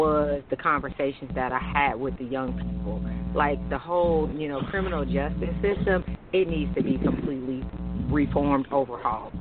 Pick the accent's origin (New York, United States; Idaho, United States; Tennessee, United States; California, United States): California, United States; Oakland; also born or lived in St. Louis, Missouri; now in Atlanta, United States; I'm originally from Oakland, California